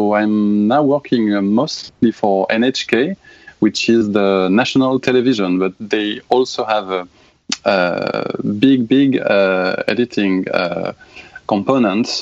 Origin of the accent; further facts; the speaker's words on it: France; accent: French; English is a second language; Sorry in advance for my French accent.